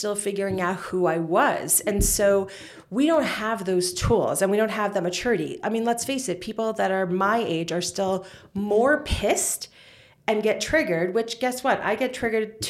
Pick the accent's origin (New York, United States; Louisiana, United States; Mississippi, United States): New York, United States; in the 80s, that's when I grew up in New York